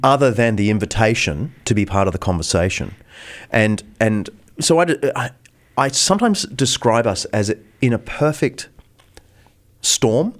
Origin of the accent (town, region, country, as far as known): Australia; now in United States